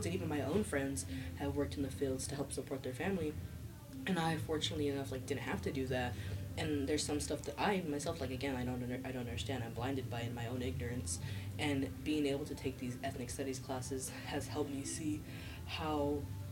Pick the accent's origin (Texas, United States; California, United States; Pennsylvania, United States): California, United States; the Valley; I was born in California. My mom's from San Jose. I'm from the Valley.